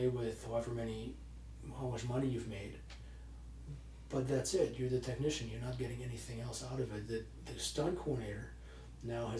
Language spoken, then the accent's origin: English; Germany; moved away; I grew up in Europe for the most part, in Germany to be specific